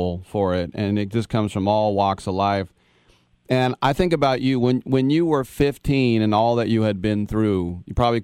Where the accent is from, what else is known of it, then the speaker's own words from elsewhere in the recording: Oakland, California, United States; growing up in the Bay Area and in the Oakland area